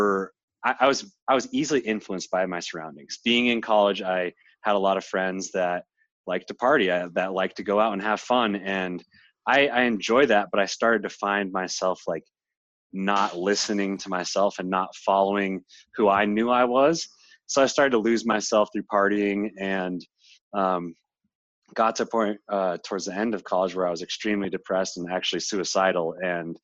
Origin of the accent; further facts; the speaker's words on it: Littleton, Colorado, United States; moved away as an adult; also born or lived in Boulder, Colorado; now in California, United States; back in my hometown where my parents are